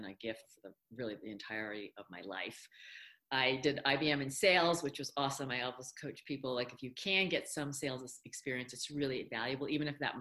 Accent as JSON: {"language": "English", "region": "upstate New York", "country": "United States", "tie": "born or raised there", "second_language": "English", "said": "I did not speak English until I was five. And it was pretty traumatizing going to school in upstate New York"}